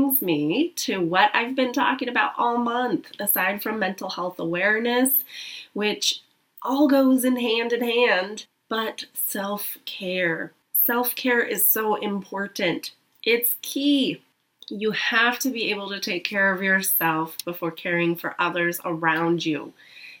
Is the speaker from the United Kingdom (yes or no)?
no; United States; Being here in America, being American